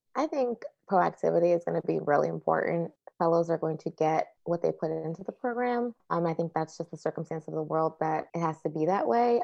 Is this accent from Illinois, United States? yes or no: yes; Chicago, Illinois, United States; I did MAPE in Chicago, my hometown